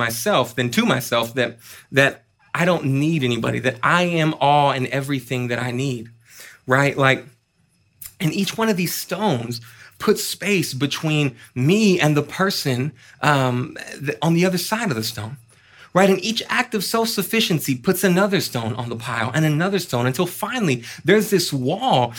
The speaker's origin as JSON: {"language": "English", "town": "Austin", "region": "Texas", "country": "United States", "tie": "born or raised there", "said": "I was born and raised here in Austin"}